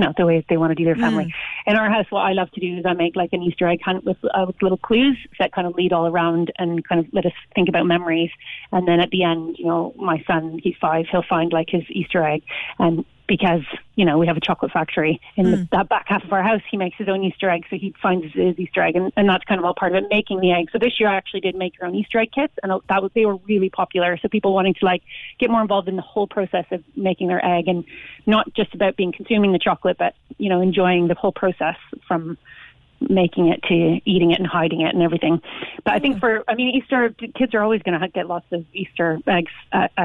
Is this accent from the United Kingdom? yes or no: no; Canada; now in Ireland; I'm Canadian originally